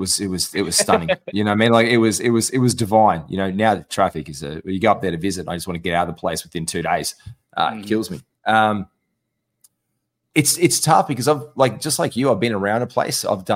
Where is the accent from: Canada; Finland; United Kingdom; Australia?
Australia; Gold Coast, Queensland; I'm a half city, half country, half beach guy. I grew up on the Gold Coast.